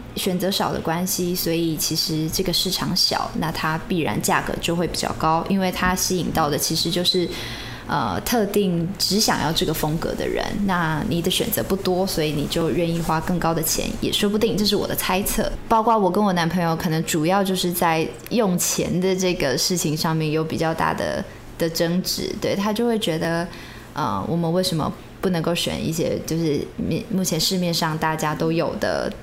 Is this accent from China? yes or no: no; Taiwan; 我们这一辈的人讲台语的，的频率其实不那么高了